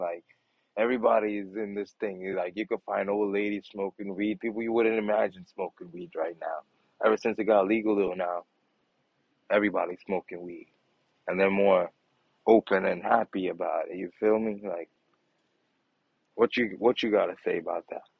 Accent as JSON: {"language": "English", "town": "New York City", "region": "New York", "country": "United States", "said": "young black men from Brooklyn"}